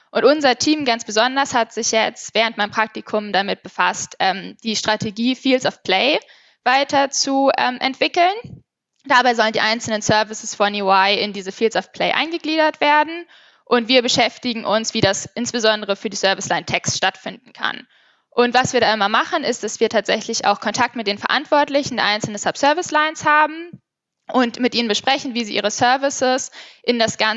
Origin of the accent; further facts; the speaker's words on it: Hamburg, Germany; ich bin 24 Jahre alt und ich komme aus Hamburg